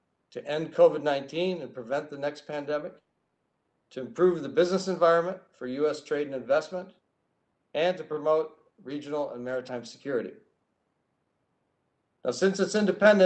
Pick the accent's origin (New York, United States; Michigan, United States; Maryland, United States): Michigan, United States; moved away as an adult; serving as the city manager in the small town where I grew up in Michigan